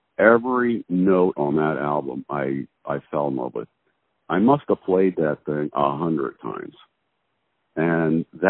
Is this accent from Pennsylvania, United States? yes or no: yes; Philadelphia, Pennsylvania, United States; now in Kansas City, United States; I actually grew up mostly in Philadelphia.